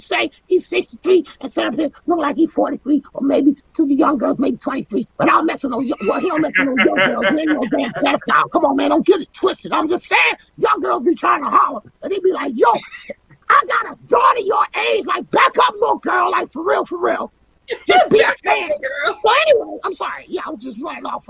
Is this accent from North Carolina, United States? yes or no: no; Washington, District of Columbia, United States; I'm from DC, I'm from Southeast, or rather Southeast DC